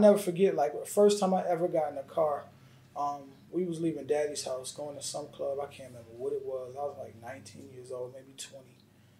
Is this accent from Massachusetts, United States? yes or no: no; Yonkers, New York, United States; I'm from Yonkers, New York. So I was born and raised on the same block as ….